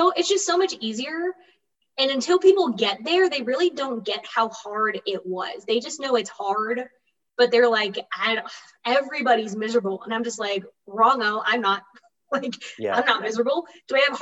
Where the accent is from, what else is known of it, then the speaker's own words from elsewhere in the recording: Florida, United States; So I'm from Florida.